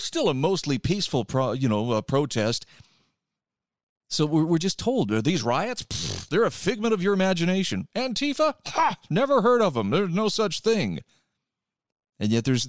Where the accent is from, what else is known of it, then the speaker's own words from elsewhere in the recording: Utah, United States; my home state of Utah